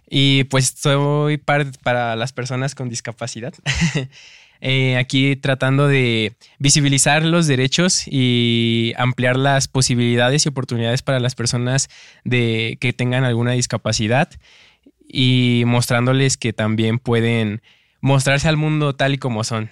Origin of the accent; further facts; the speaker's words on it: Mexico City, Mexico; now in Zapopan, Mexico; soy originario de Ciudad de México, pero actualmente vivo en Zapopan, Jalisco.